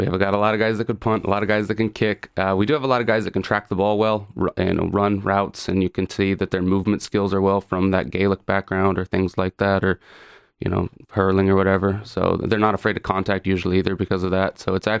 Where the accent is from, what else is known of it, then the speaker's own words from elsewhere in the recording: Colorado, United States; moved away as an adult; also born or lived in Australia; now in Ireland; From Colorado.